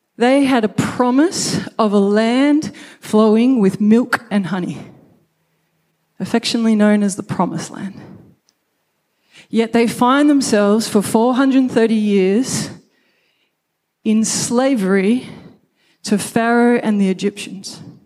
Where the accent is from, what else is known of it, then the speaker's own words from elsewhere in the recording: Brisbane, Queensland, Australia; I was born in Brisbane